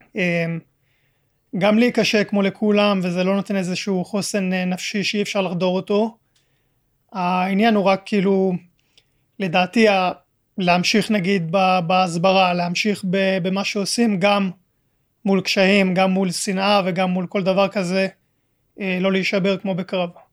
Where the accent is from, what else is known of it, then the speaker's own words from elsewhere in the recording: Israel; also born or lived in France; עליתי לארץ בגיל חודשיים, ואז חזרנו לגור בצרפת גיל 4 אה, עד 5, ומאז אה, הייתי בארץ